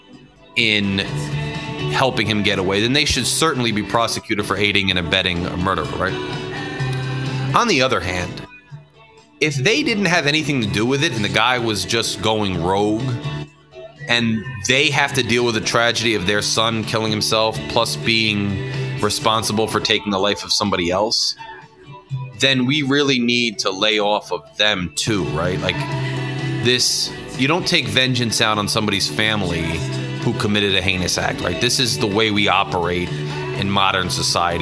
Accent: Freehold, New Jersey, United States; my hometown, Freehold, New Jersey

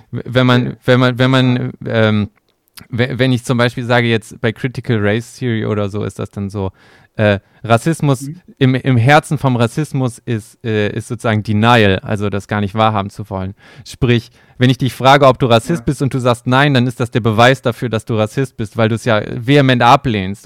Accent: Germany; bei uns in Deutschland

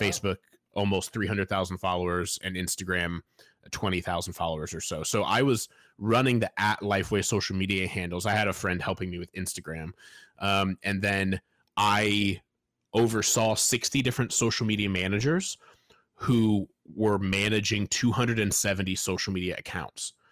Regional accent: Fort Wayne, Indiana, United States; I grew up in Fort Wayne, Indiana

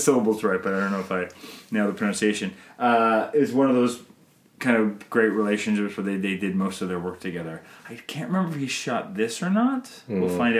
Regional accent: Canada; I'm Canadian filmmaker

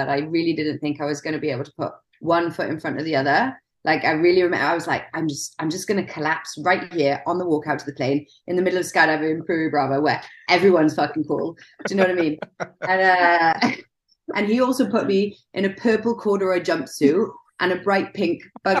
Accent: Wales, United Kingdom; I grew up in Wales.

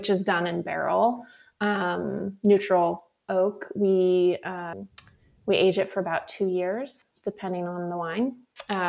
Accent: Sebastopol, California, United States; I grew up in Sebastopol in Sonoma County

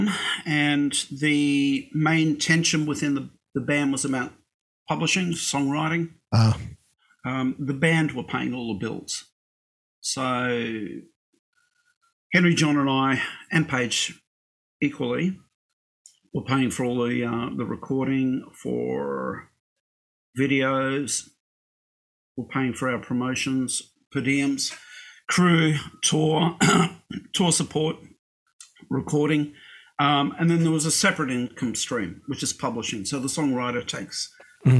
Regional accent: Brisbane, Queensland, Australia; I was born in Brisbane. And look, when I was a kid in Australia

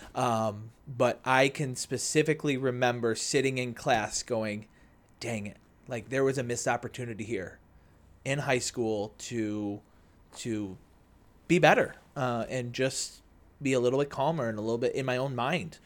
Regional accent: Naperville, Illinois, United States; born and raised in Naperville

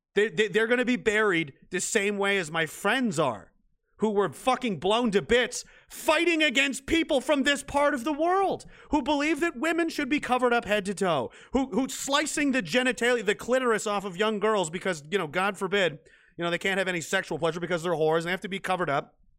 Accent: Canada; I was an American in a Canadian body

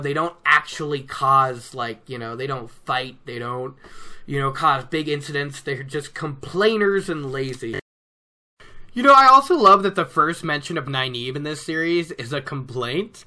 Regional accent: Oregon, United States; now in Colorado, United States; here in Colorado, it's colder than what I was used to growing up in Oregon.

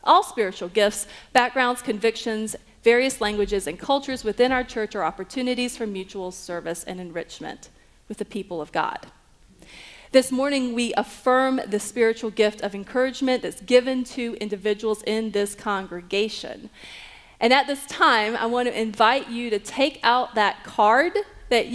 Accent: Marietta, Georgia, United States; also born or lived in Atlanta; I was from the Marietta area

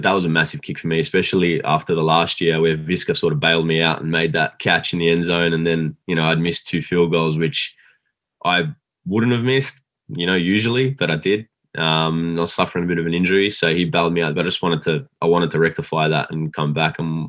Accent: Australia; I was recruited from Australia.

